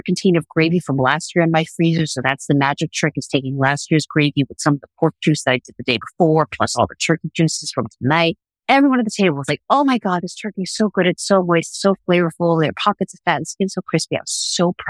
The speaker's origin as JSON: {"language": "English", "town": "New York City", "region": "New York", "country": "United States", "tie": "born or raised there", "said": "growing up in Brooklyn and going to school in Brooklyn"}